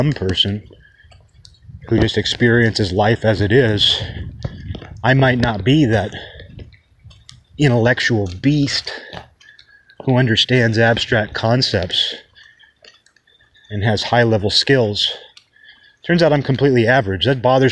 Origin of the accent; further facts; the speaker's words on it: Kirkland, Washington, United States; At the time that I grew up in Kirkland